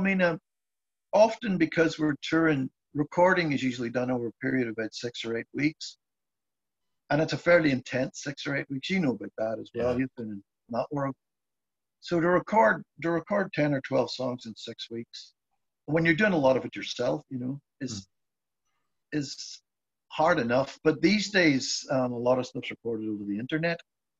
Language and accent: English; Ireland; I mean, I knew some of it because I grew up in Ireland